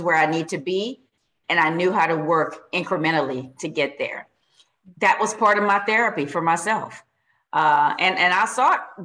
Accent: Louisiana, United States; I'm from Louisiana

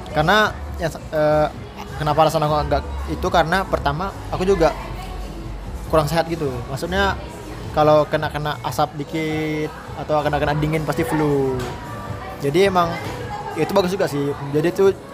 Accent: Batam, Riau Islands, Indonesia; moved away as an adult; aku dari Batam

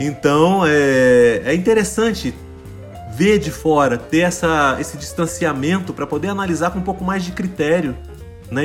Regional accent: São João del-Rei, Minas Gerais, Brazil; born or raised there; moved away as an adult; also born or lived in Juiz de Fora, Brazil; now in Canada

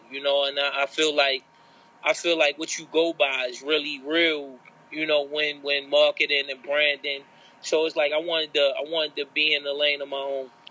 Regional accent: Baltimore, Maryland, United States; being a Baltimorean homegrown

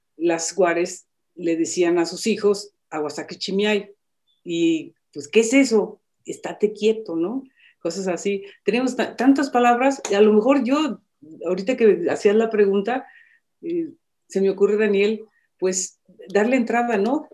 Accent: Michoacán, Mexico; yo soy de Michoacán

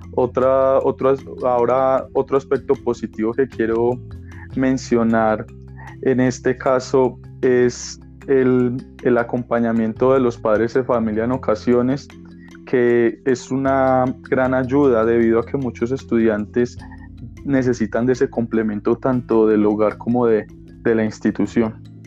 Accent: Colombia; soy de Colombia

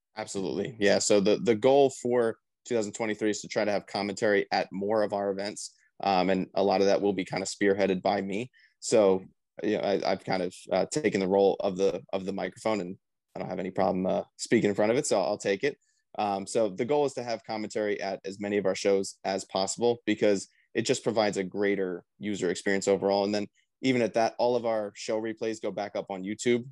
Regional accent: Mays Landing, New Jersey, United States; my hometown in Mays Landing, New Jersey

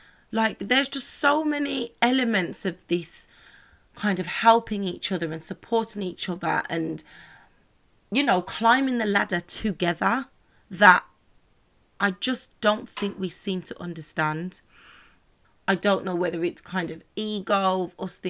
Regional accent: Birmingham, West Midlands, United Kingdom; I'm from Birmingham, so classic places would be Dudley Road, Soho Road

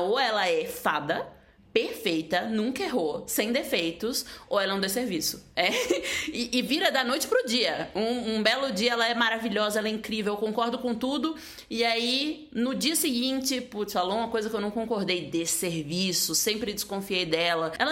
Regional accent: Northeast Region, Brazil; fico feliz como nordestina, né?

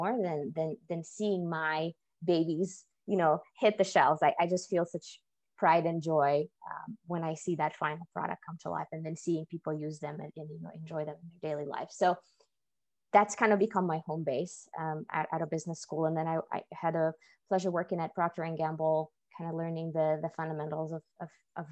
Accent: Russia; moved away; I was actually born and raised in Russia in a relatively small science-based town that was founded to support a nuclear research facility.

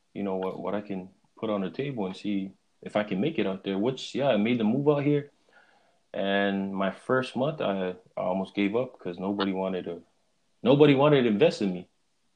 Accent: Hawaii, United States; now in Oregon, United States; They told me that the fact that I was from Hawaii, and there's only two ways you can cut hair in the state of Oregon

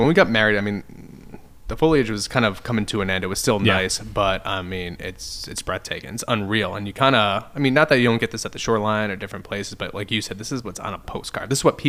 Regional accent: Cranston, Rhode Island, United States; I grew up in Cranston, which is just south of Providence.

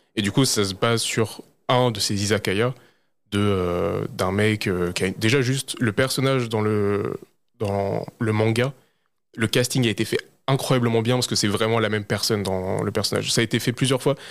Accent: France; pour nous en tant que Français

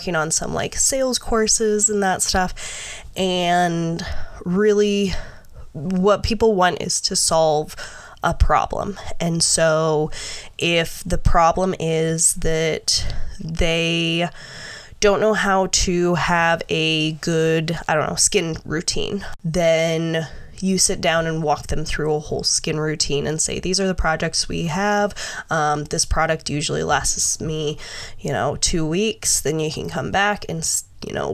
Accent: Nebraska, United States; I grew up in Nebraska

